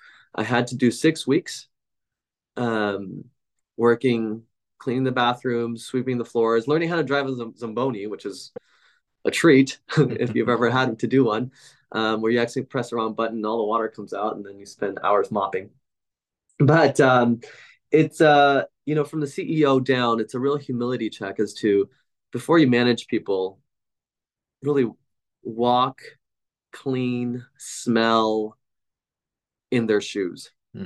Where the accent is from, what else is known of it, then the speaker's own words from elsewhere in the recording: West Coast, United States; also born or lived in New York City / Lima, Peru / California; now in Portland, United States; We moved to Lima, Peru for a few years, then California. And I'm really a West Coast child, as that's where I really grew up for most of the end of grade school, middle school, and high school.